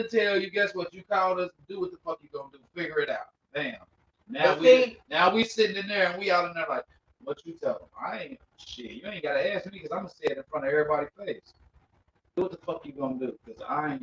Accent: the Bay Area, California, United States; I'm from the Bay

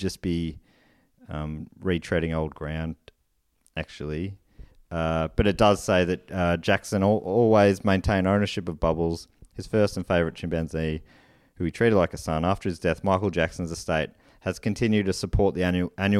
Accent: Australia; as an Australian

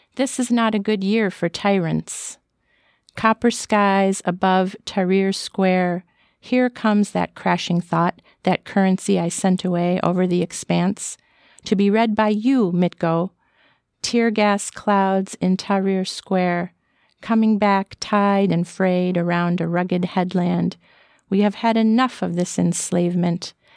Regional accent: Florida, United States; I was born and raised in Florida

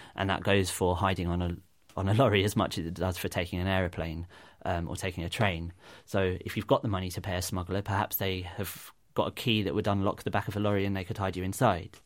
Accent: United Kingdom; as British citizens

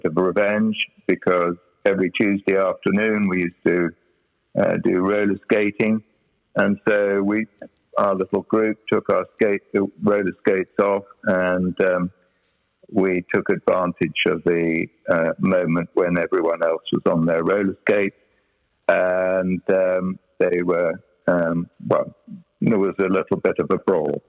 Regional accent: North Wales, United Kingdom; moved away as an adult; grew up in this environment of North Wales

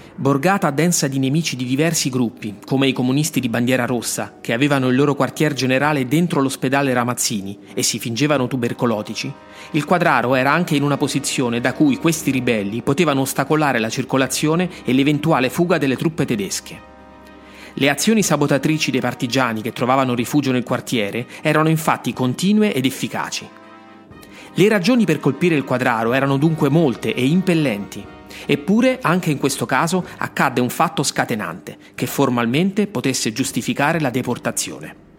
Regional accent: Rome, Lazio, Italy; sono nato a Roma.

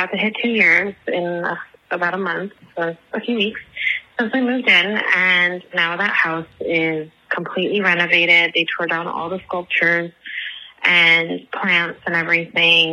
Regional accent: Inglewood, California, United States; moved away as an adult; also born or lived in South Los Angeles; now in Los Angeles, United States; We're originally from Inglewood, but we got priced out because of the Rams stadium

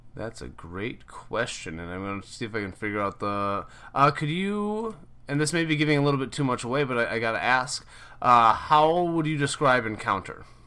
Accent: Minnesota, United States; moved away; I'm originally from Minnesota

